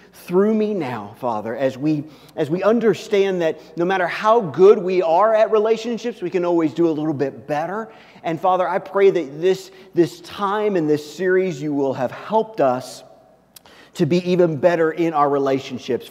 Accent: Kansas City, Missouri, United States; where I grew up in Kansas City

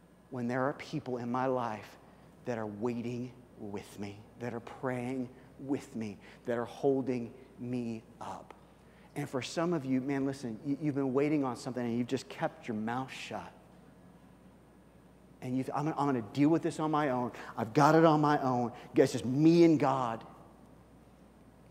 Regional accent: Kansas City, Missouri, United States; moved away; also born or lived in Colorado; I grew up in Kansas City. I grew up in Missouri.

